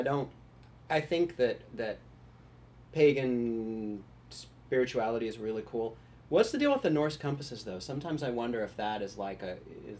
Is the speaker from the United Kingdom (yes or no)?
no; Dallas, Texas, United States; now in Portland, United States; I grew up in the Southwest in actually Dallas, Texas. Moved to the Northwest in 97. And settled sort of in Southeast Portland